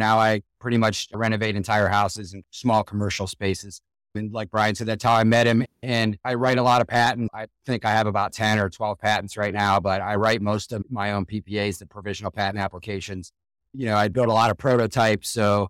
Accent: Canton, Ohio, United States; I'm from Canton, Ohio, born and raised here.

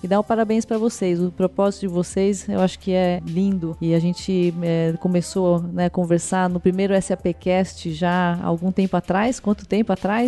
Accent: Brazil; Como brasileiros

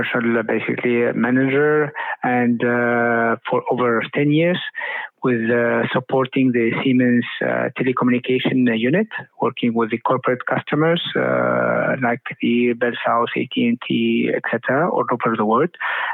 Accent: Tunisia; also born or lived in United States; now in United Arab Emirates; I'm Tunisian American. I lived in quite a long part of my life in the US, and then here in UAE lately.

